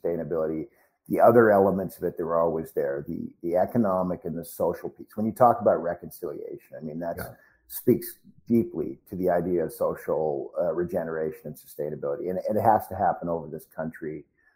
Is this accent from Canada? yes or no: yes; Canada; Being a Canadian